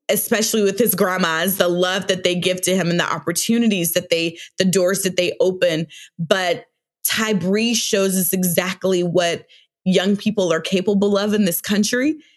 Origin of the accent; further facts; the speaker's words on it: Alabama, United States; now in Georgia, United States; I grew up in Alabama